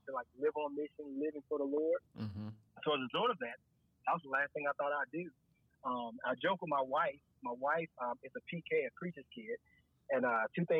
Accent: Atlanta, Georgia, United States; also born or lived in Chapel Hill, North Carolina; I grew up actually in Atlanta

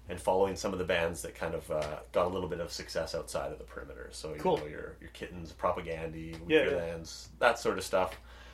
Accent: Dawson Creek, British Columbia, Canada; now in Winnipeg, Canada; I grew up in Dawson Creek, BC.

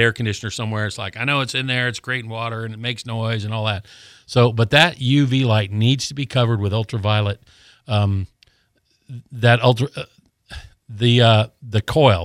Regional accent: Colorado, United States; now in Gulf Breeze, United States; I grew up in Colorado

